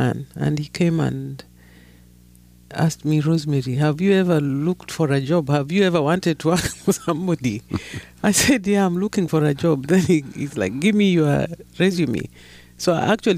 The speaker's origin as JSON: {"language": "English", "country": "Kenya", "tie": "born or raised there", "said": "I grew up in Kenya, not in South Sudan"}